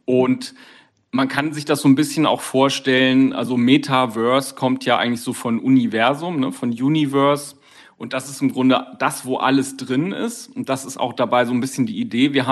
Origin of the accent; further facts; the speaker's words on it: Düsseldorf, North Rhine-Westphalia, Germany; meinem eigenen Avatar, also meiner Verkörperung meiner Person, die genauso schick gestylt ist, wo ich als echte Düsseldorferin, als Düsseldorfer natürlich modebewusst